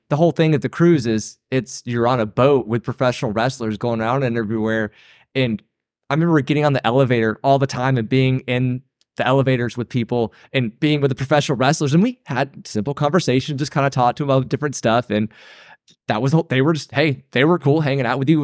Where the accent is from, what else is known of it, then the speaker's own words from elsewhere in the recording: outside of Atlanta, Georgia, United States; we grew up in Atlanta, outside of Atlanta